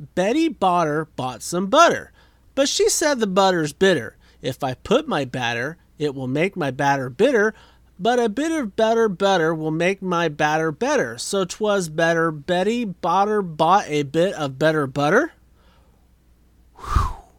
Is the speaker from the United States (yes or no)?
yes; St. Paul, United States; also born or lived in Indianapolis, Indiana / Speedway, Indiana / Danville / Greensburg; I was born in Indianapolis, lived in Speedway, Danville for a hot minute, Greensburg for a few years, and then I spent the rest of my childhood from age 9 in St. Paul